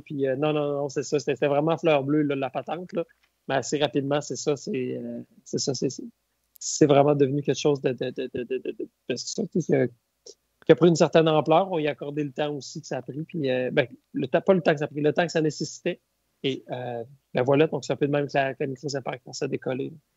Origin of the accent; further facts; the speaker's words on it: Bas-Saint-Laurent, Quebec, Canada; moved away as an adult; now in Baie-Comeau, Canada; je suis originaire du Bas-Saint-Laurent.